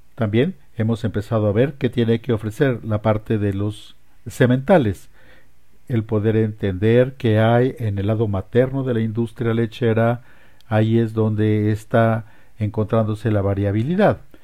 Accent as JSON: {"language": "Spanish", "region": "Colorado", "country": "United States", "also_born_or_lived": "Lubbock, Texas", "moved": "yes", "lives_now": "Wichita, United States", "said": "Originalmente vengo de Colorado."}